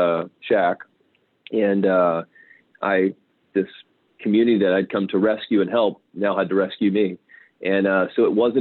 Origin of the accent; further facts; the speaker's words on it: Louisiana, United States; Growing up in Louisiana, I spent a lot of time in the swamps, and so I grew up eating a lot of crawfish.